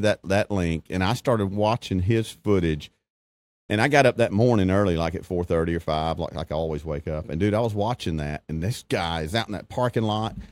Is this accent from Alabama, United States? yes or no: yes; Alabama, United States; growing up in Alabama, even going to school at Troy.